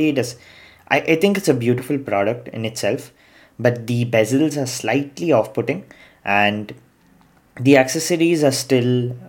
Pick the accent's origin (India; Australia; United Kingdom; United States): India; as Indian